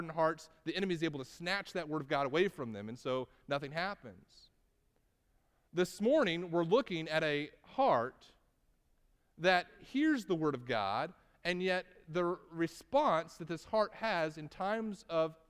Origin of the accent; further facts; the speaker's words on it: Texas, United States; I'm from Texas